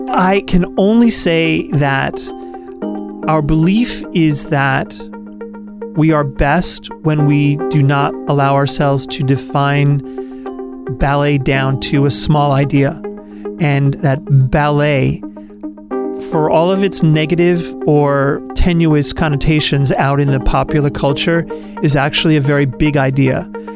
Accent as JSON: {"language": "English", "region": "New York", "country": "United States", "moved": "yes", "lives_now": "Portland, United States", "said": "I'm from New York originally."}